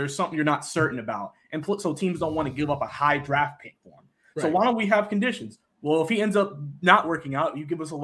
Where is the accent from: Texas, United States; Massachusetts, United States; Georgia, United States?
Georgia, United States; Fayetteville; moved away as an adult; now in Lexington, United States; I'm from Georgia, from Fayetteville, Georgia, which is like really closest to the city of Atlanta. Lived there basically my entire life